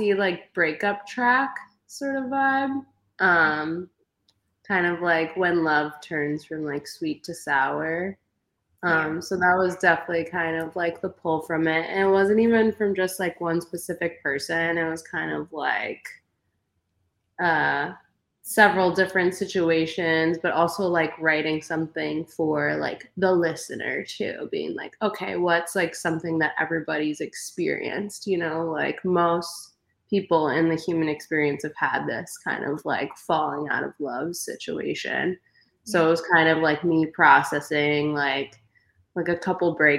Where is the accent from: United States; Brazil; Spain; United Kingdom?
United States; Milwaukee, Wisconsin; I grew up in Milwaukee, Wisconsin